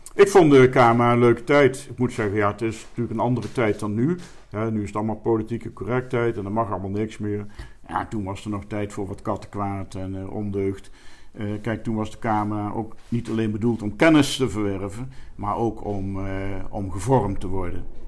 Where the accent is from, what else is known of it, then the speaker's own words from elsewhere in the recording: Elst, Gelderland, Netherlands; moved away as an adult; also born or lived in Arnhem; now in Sittard, Netherlands; ik ben in Arnhem geboren, in Elst, eh, Gelderland opgegroeid